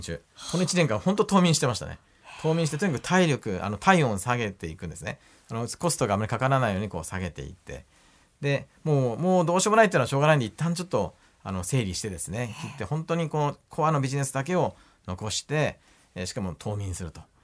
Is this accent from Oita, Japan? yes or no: yes; Oita, Japan; moved away as an adult; 私ね、本当大分で生まれて、生まれ育って、まあ大学に行くまで大分にいました